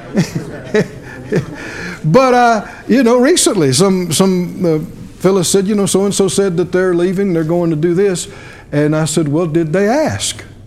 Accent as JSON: {"language": "English", "region": "the South", "country": "United States", "tie": "born or raised there", "said": "I grew up down in the South"}